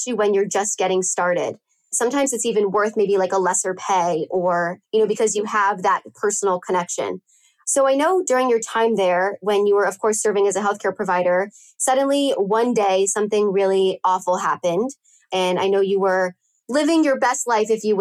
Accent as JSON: {"language": "English", "region": "California", "country": "United States", "tie": "born or raised there", "said": "I'm born and raised in California"}